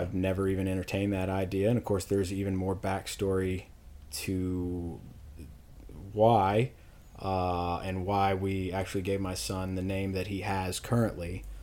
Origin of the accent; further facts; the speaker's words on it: Louisville, Kentucky, United States; I'm from Louisville, Kentucky, born and raised